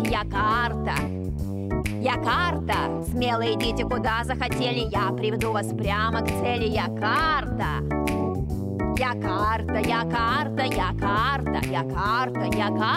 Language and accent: Russian; Vladivostok, Primorsky Krai, Russia; я из Владивостока.